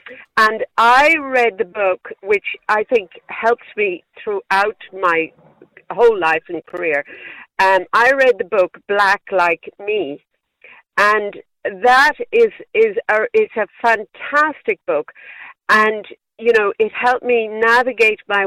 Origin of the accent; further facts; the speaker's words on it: Wexford, Leinster, Ireland; accent: Wexford country; I always thought I had a Wexford accent, but I have a Wexford country accent